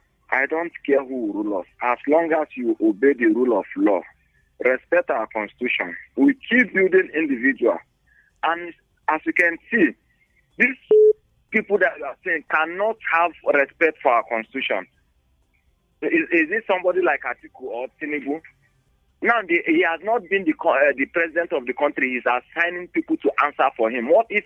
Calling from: Bukuru, Plateau, Nigeria; I'm calling from Old Bukuru Park.

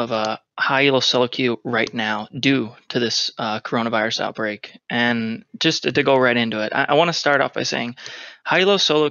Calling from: Philadelphia, Pennsylvania, United States; Philadelphia, Pennsylvania.

